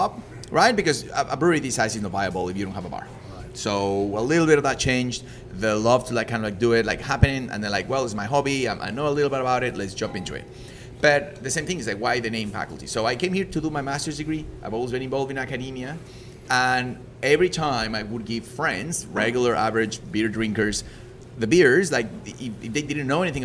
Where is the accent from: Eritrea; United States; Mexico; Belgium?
Mexico; English is a second language; moved away as an adult; also born or lived in Leeds, England; now in Canada; I'm not from an English-speaking country. I was born in Mexico